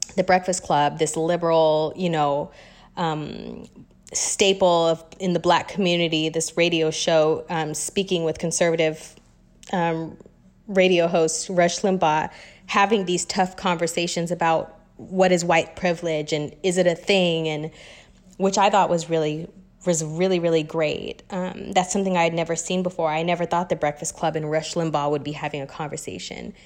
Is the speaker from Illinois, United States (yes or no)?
no; Wichita, Kansas, United States; moved away as an adult; also born or lived in Los Angeles, United States / New York, United States; now in Atlanta, United States; I am born and raised in Wichita, Kansas, um, to a Kenyan American family